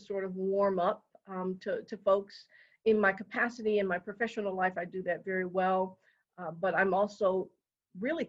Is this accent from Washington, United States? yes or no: no; Detroit, Michigan, United States; now in Colorado, United States; I grew up in Detroit, Michigan